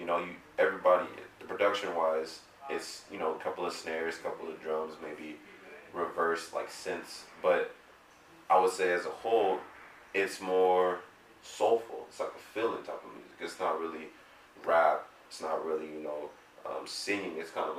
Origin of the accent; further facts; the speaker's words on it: Long Beach, California, United States; also born or lived in Compton / Florida / San Bernardino; I'm from, I was born in Long Beach, raised kind of Long Beach, Compton, you know, Florida, back to here, mainly San Bernardino for quite some time.